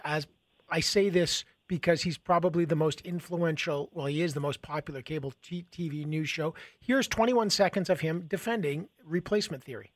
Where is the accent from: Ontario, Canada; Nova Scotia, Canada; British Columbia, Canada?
Ontario, Canada; Toronto; moved away as an adult; also born or lived in Montreal; I was born and raised in Toronto. I lived most of my life in that city